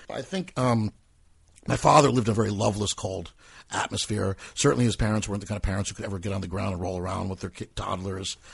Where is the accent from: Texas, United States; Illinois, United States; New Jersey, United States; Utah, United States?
New Jersey, United States; Metuchen; also born or lived in New York; Metuchen, New Jersey, my hometown